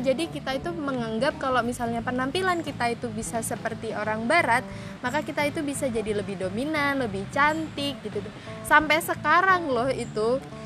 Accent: Jember, East Java, Indonesia; aku nih kan orang Jember

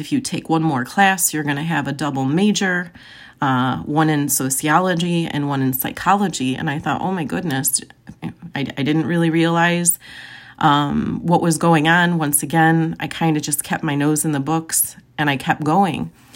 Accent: Joliet, Illinois, United States; I was born and raised in Joliet, Illinois

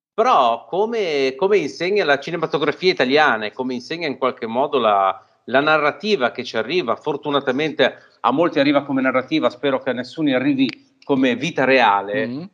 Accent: Genoa, Liguria, Italy; noi, ironicamente, essendo genovesi

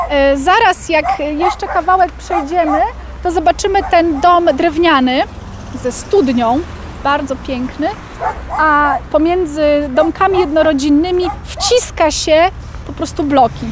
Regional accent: Lublin, Lublin Voivodeship, Poland; Ja wychowałam się w centrum Lublina w okolicach ulicy Lipowej

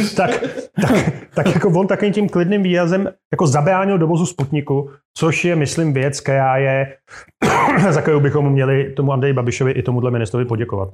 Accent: Turnov, Liberec Region, Czechia; moved away as an adult; now in Prague, Czechia; já jsem chlapec z malého města, kde Eh, do roku 1990, to znamená do mých 18 let, je 15 tisícový město tady na severovýchodě Čech

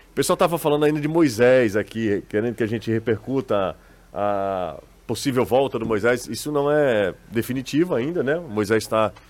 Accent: Fortaleza, Ceará, Brazil; Fala galera, sou de Fortaleza, mas estou em João Pessoa, na Paraíba, curtindo umas férias.

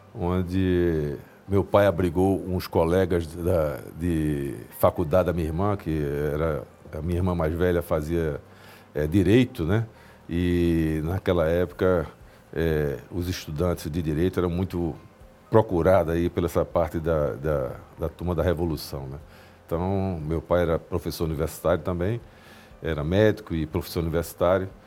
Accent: Recife, Pernambuco, Brazil; Eu, moro, eu sou de Recife, nasci em Recife

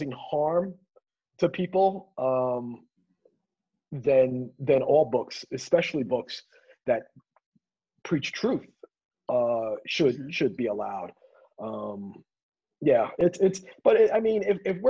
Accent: New York City, New York, United States; as a kid from growing up in the Bronx

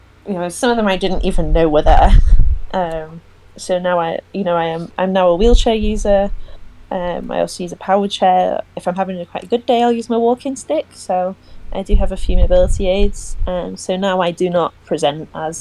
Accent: Chester, North West England, United Kingdom; now in Preston, United Kingdom; I live in Preston, but I'm from Chester originally.

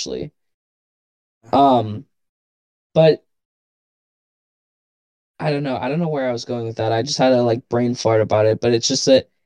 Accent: Trinidad & Tobago; now in United States; me growing up in Trinidad

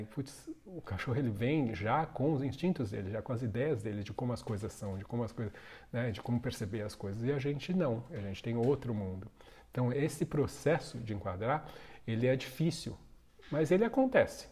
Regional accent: São Paulo, Brazil; sou da zona sul de São Paulo. Nasci ali e passei a maior parte toda da minha infância, adolescência, morando na zona sul de São Paulo

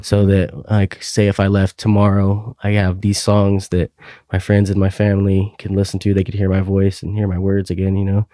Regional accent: Klamath Falls, Oregon, United States; moved away as an adult; now in Hillsboro, United States; in Klamath Falls, Oregon. That's my hometown

